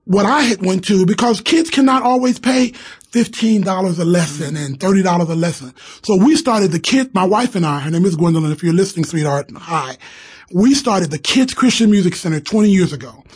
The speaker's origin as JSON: {"language": "English", "town": "Cleveland", "region": "Ohio", "country": "United States", "tie": "born or raised there", "moved": "yes", "said": "I came from Cleveland, Ohio. I grew up in what they called, back then, they called it the ghetto."}